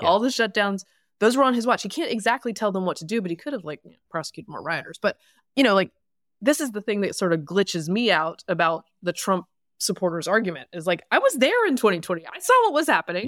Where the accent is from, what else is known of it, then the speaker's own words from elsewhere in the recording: the South, United States; I'm from the South